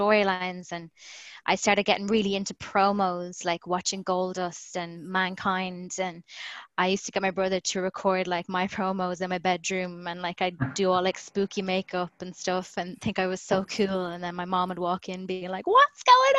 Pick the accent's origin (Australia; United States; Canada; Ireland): Ireland; Galway, Connacht; when he heard my accent, he was like, where are you from? And I said, oh, I'm from Galway